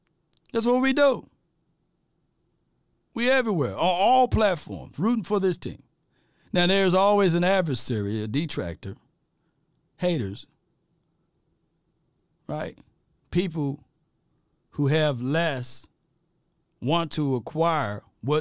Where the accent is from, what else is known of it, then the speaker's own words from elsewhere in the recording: Mississippi, United States; I'm from Mississippi